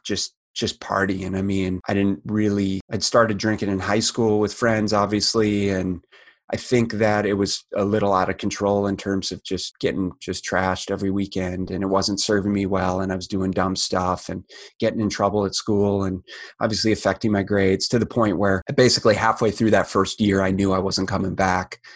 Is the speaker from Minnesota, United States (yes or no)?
yes; Minneapolis, Minnesota, United States; I grew up in Minneapolis, Minnesota, and heart of the Midwest